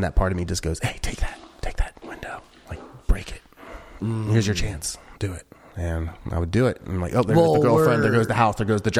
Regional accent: Midwest, United States; I'm from the Midwest, so like we're fairly polite up there.

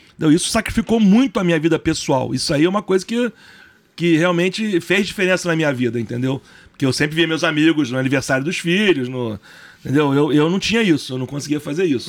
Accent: Brazil; eu sou brasileiro

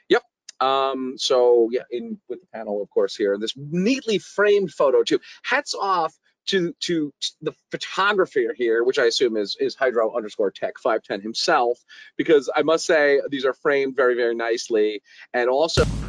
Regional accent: New York City, New York, United States; I'm from New York City

